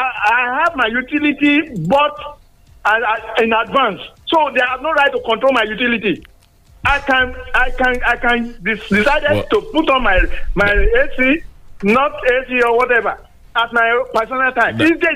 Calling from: Songo, Nigeria; I'm calling from Songo.

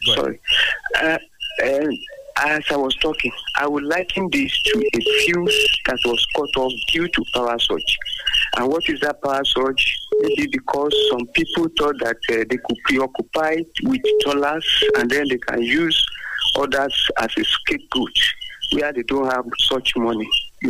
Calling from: Abeokuta, Ogun State, Nigeria; from Abeokuta.

